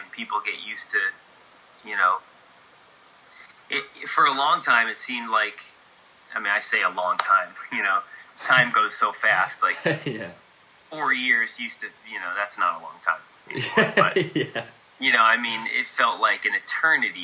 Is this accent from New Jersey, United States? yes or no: no; New York, United States; moved away as an adult; also born or lived in Nashville area, Tennessee; now in Nashville, United States; I'm from New York originally